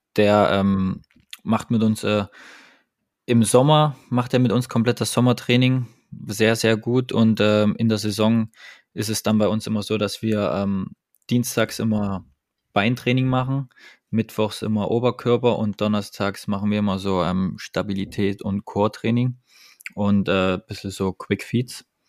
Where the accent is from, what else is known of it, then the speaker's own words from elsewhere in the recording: Dresden, Saxony, Germany; also born or lived in Nuremberg; now in Düsseldorf, Germany; 31 Jahre alt, komme gebürtig aus Dresden